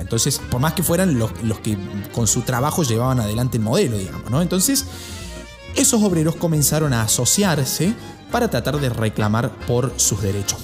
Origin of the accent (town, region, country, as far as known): Argentina